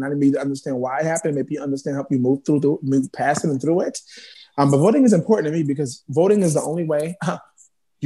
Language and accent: English; New York City, New York, United States; now in Bronx, United States; I'm representing the Bronx now, even though I'm from Harlem.